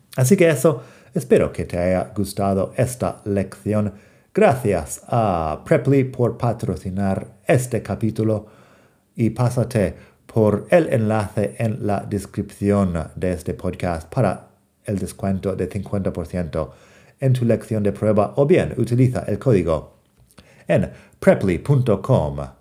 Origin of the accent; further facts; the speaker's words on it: United States; como americano no pronuncio fuerte la T